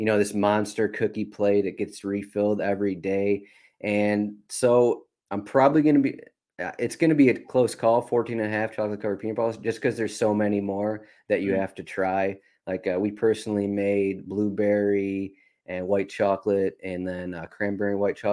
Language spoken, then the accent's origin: English; Michigan, United States; I grew up in Michigan.